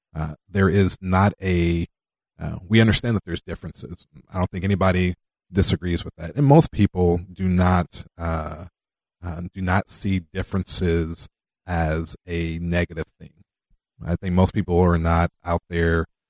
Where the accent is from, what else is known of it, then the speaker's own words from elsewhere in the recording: Los Angeles, California, United States; now in Iowa, United States; I grew up in South Central